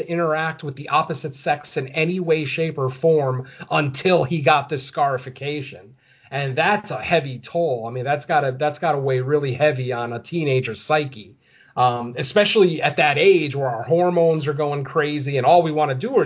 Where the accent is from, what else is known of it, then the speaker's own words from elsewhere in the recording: United States; I'm American